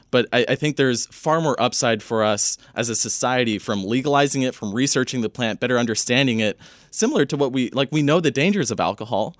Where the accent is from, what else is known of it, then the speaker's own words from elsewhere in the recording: Northern California, United States; I grew up in Northern California, kind of the, the weed capital of, of California